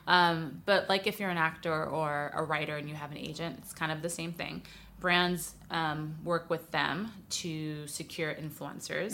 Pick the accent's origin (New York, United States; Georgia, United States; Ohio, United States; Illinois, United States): New York, United States; New York City; moved away as an adult; now in Los Angeles, United States; I'm from New York City originally, but I've lived in L A a while now, about twelve years